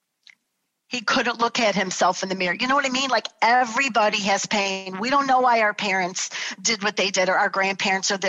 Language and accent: English; Chicago, Illinois, United States; moved away as an adult; also born or lived in Florida; we're all born and raised in Chicago